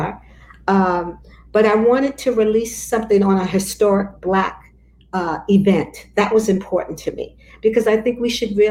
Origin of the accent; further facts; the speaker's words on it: New York City, New York, United States; I grew up in Bedford-Stuyvesant.